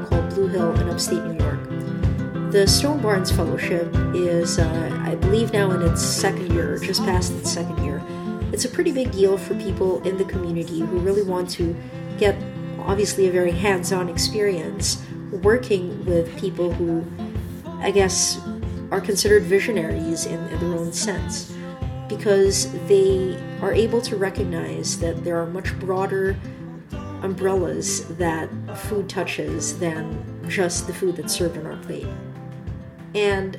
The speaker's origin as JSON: {"language": "English", "town": "Manila", "region": "Metro Manila", "country": "Philippines", "tie": "born or raised there", "moved": "yes", "lives_now": "Canada", "said": "Growing up in Manila, both my parents worked long hours"}